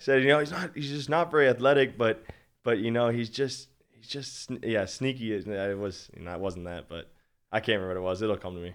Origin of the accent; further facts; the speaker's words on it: Minnesota, United States; I'm from Minnesota, born and raised, always been a Vikings fan.